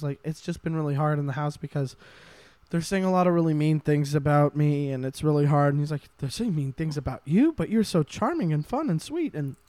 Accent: North Carolina, United States; We're both from North Carolina.

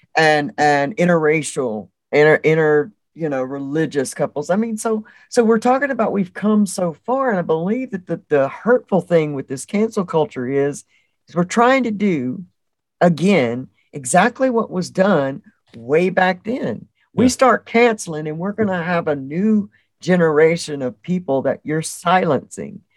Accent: the South, United States; I grew up in the South.

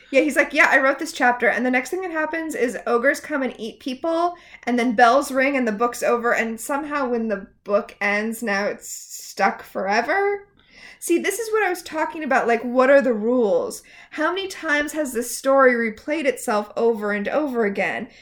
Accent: Portland, United States; I'm from Portland?

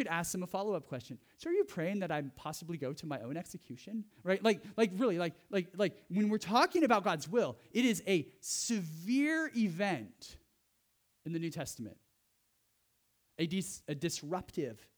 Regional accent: Central California, United States; moved away; I grew up in Central California where there was lots of fog

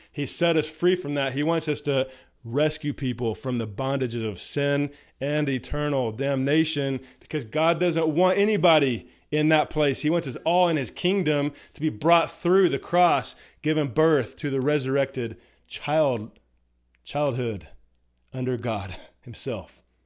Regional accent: United States; I'm an American citizen

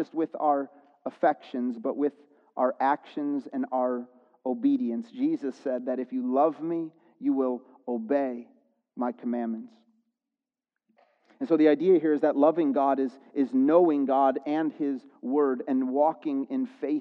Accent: Chicago, Illinois, United States; because I grew up in the Chicago area, we're Chicago sports fans

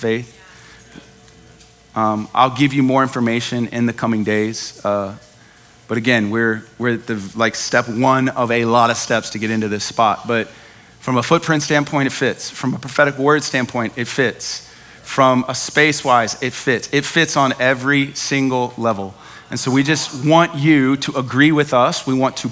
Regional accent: Dallas, Texas, United States; I'm from Dallas.

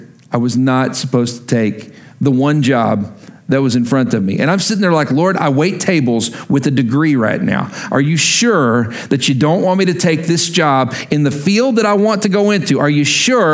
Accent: Lubbock, Texas, United States; moved away; also born or lived in Oklahoma; I'm from Lubbock, Texas originally. Love that town. Love those people.

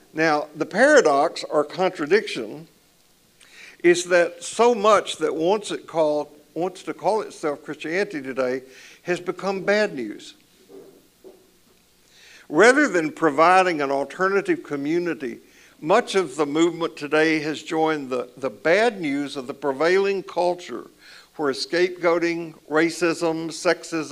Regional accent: Columbia, Tennessee, United States; When I was growing up in the church that I grew up in Columbia, Tennessee, in the South

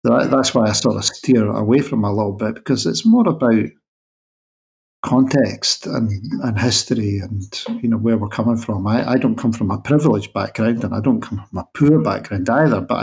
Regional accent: Scotland, United Kingdom

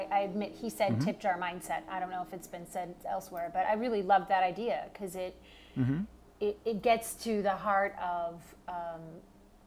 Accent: Detroit, Michigan, United States; now in New York, United States; I live in New York and I grew up in Detroit

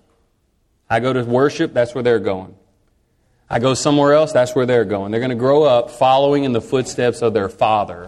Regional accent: Texas, United States; I'm from Texas

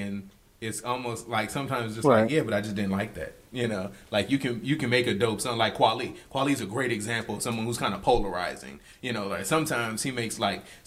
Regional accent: New Orleans, Louisiana, United States; I'm from New Orleans

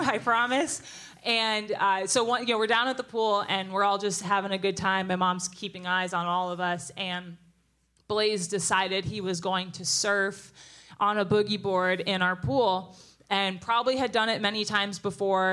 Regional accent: New Jersey, United States; moved away as an adult; I grew up in New Jersey

